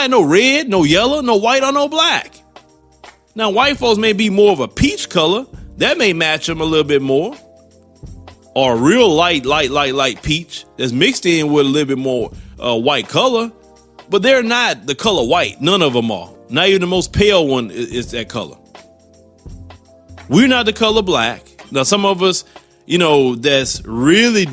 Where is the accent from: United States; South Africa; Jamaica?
United States; I'm an American. Yes, I was born here. I was raised here